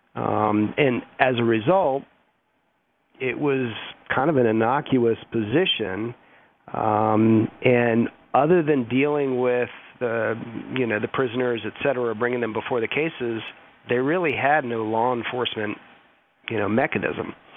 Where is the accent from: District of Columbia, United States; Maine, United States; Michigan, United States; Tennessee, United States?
District of Columbia, United States; Washington; moved away; I'm originally from Washington D.C., so I used to spend a lot of time in D.C.